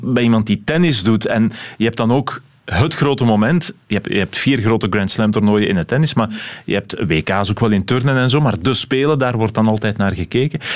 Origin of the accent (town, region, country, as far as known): Belgium